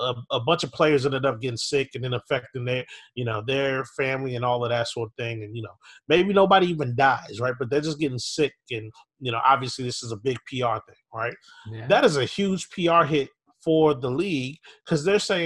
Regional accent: Minneapolis, Minnesota, United States; I grew up in Minneapolis, Minnesota

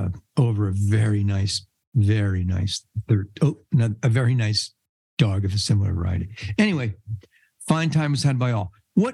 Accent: New York City, New York, United States; born there; also born or lived in New Jersey; I was born in New York City. A lot of people don't know that. I was born in one of the five boroughs, Staten Island. I still got it in me a little bit. Then I moved to Jersey, and I lived in Jersey

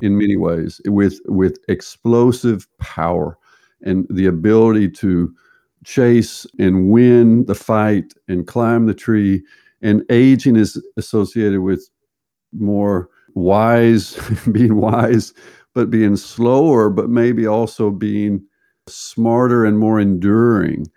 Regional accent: United States; moved away as an adult; also born or lived in Berkeley, California / Texas / Arkansas / Dallas, Texas; now in Norway; I was raised in the Southern United States, Texas, and Arkansas

